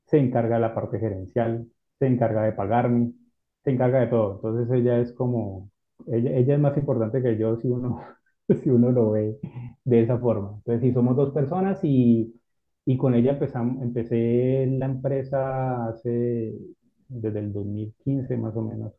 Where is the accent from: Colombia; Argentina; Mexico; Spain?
Colombia; Cali, Valle del Cauca; also born or lived in Ibagué / Buga; yo soy de aquí de, Colombia, nací en una ciudad que se llama Ibagué y desde pequeño, pues nunca viví en Ibagué, me fui a vivir a, otra ciudad que se llama